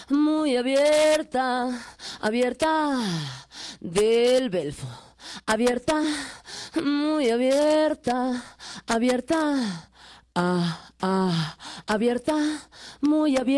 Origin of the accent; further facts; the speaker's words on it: Jalisco, Mexico; also born or lived in San Luis Potosí; now in Mexico City, Mexico; que originalmente soy de Jalisco, luego estuve en San Luis, pero tengo ya varios años, ya podría decir que soy chilanga y pues sí, aquí se me explotó la lengua, ¿no?